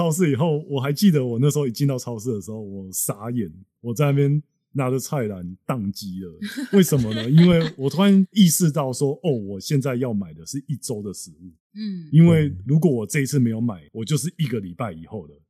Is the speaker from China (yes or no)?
no; Taiwan; moved away as an adult; also born or lived in Indiana, United States; now in United States; 当那一期只有我一个台湾人来做博后